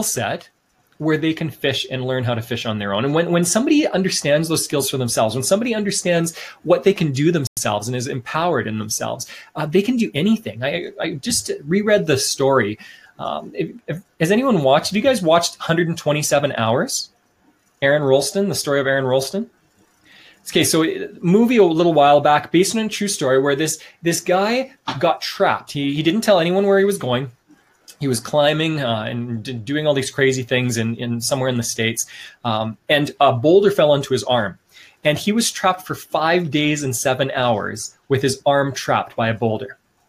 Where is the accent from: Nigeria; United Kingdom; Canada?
Canada; moved away as an adult; also born or lived in Sweden / China